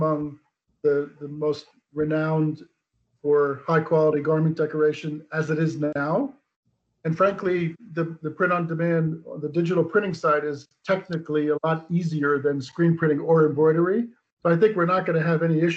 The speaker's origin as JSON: {"language": "English", "region": "New Jersey", "country": "United States", "tie": "born or raised there", "moved": "as an adult", "lives_now": "Poland", "said": "I am an American from New Jersey. I moved to Poland in 1991, so long time ago."}